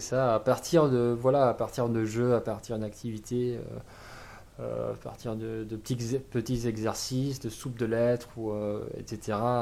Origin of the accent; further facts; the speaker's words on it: a town north of Barcelona, Catalonia, Spain; French is a second language; moved away as an adult; now in France; j'ai grandi en Catalogne. Mhm. J'ai grandi, bah, comme, dit, dans un, dans un village, enfin une ville de 40 000 habitants, au nord de Barcelone